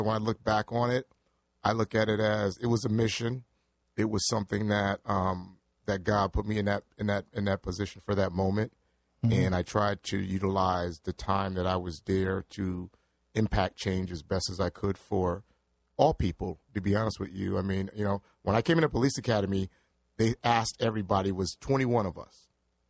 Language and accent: English; New Haven, Connecticut, United States; So I was born in New Haven at the hospital. Mm-hmm. It's a house. I don't know the number, but it still exists. It's two doors next to the McDonald's on Ferry Street.